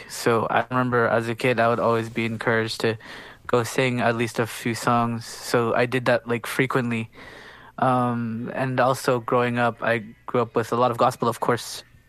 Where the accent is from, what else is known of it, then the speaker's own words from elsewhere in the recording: Garden Hill First Nation, Manitoba, Canada; Yeah, so I come from Garden Hill First Nation, which is a remote community northeastern of Lake Winnipeg.